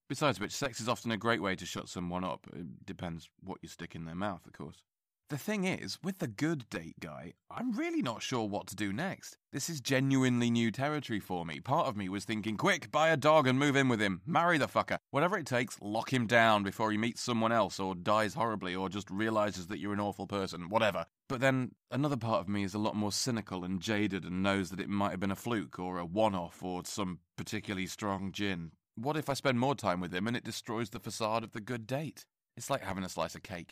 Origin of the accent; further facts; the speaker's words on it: England, United Kingdom; I'm English